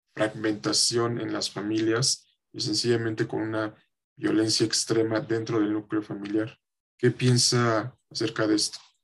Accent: Mexico; como mexicanos

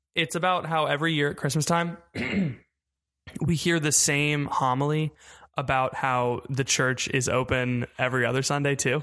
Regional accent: Melbourne, Florida, United States; moved away as an adult; also born or lived in Houston; I'm from Melbourne, Florida.

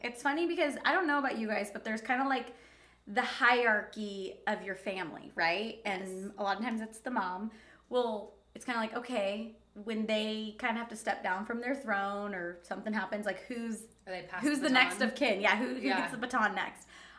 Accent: Anza, California, United States; when we grew up in Anza, like, it's, like, an hour away from, like, any major city, like a Costco or even, like, a Stater Brothers.

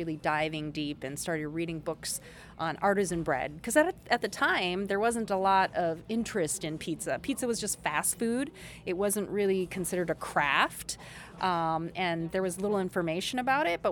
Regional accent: Minnesota, United States; also born or lived in South Korea / New York; born in Korea. Our family immigrated to Minnesota when I was 4. And pretty much K through 12, grew up in Minnesota, so I'm Minnesotan

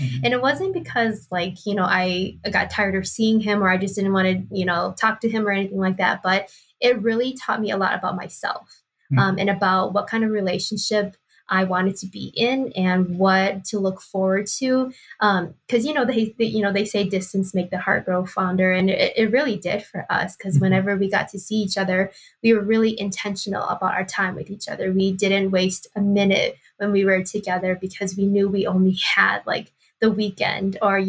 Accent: Milwaukee, Wisconsin, United States; now in Twin Cities, United States; and then I am originally from Milwaukee, Wisconsin.

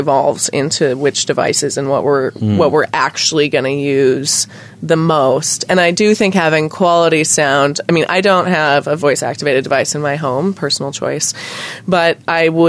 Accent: United States; as an American

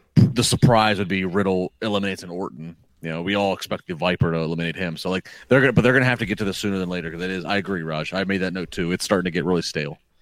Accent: United States; as an American fan

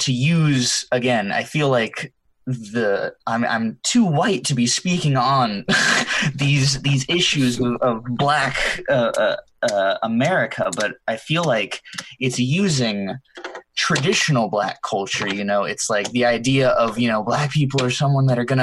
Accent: the South, United States; I'm Hispanic, but I was raised in the South

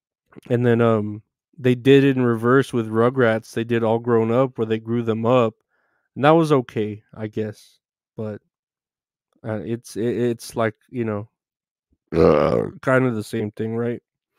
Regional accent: Pittsburgh, Pennsylvania, United States; I'm from Pittsburgh. My girlfriend is from right where it was filmed.

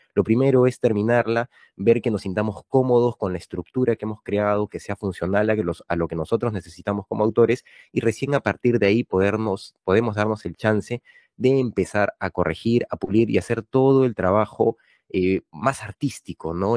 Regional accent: Peru; autor peruano con algunos libros publicados

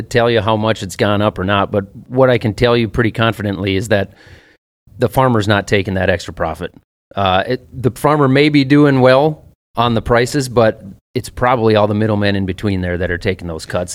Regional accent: Minnesota, United States; I'm from Minnesota

